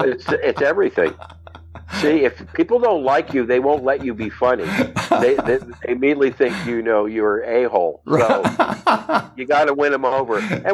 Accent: West Covina, California, United States; moved away as an adult; also born or lived in San Gabriel, California / San Fernando Valley, California / Studio City, California / Sherman Oaks, California; now in Las Vegas, United States; I've born and raised in West Covina, and then I lived in the Valley up till 2019.

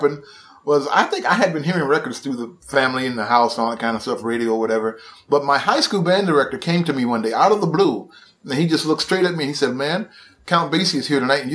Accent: Atlanta, Georgia, United States; I was born and raised in Atlanta

